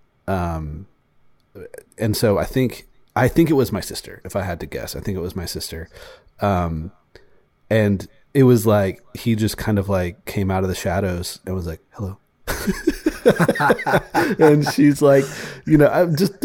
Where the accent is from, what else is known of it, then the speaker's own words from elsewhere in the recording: Columbia, South Carolina, United States; also born or lived in Oklahoma; I grew up in Columbia, South Carolina